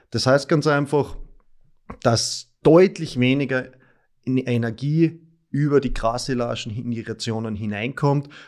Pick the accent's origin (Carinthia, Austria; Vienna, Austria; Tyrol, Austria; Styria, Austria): Styria, Austria; now in Graz, Austria; ich komme aus der Obersteiermark, aus dem Bezirk Mura